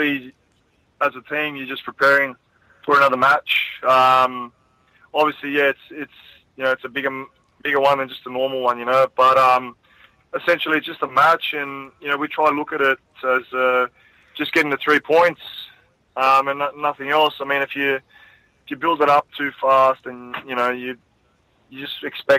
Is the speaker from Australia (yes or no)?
yes; Sydney, New South Wales, Australia; also born or lived in Cecil Hills; I grew up in Punchbowl, and then we moved out to Cecil Hills.